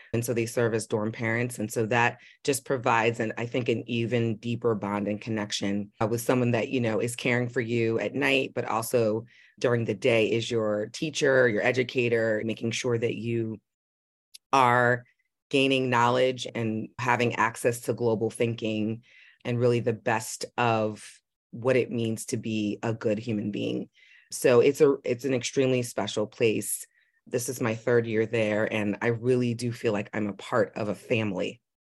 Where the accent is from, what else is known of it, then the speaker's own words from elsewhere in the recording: New York City, New York, United States; I grew up in Manhattan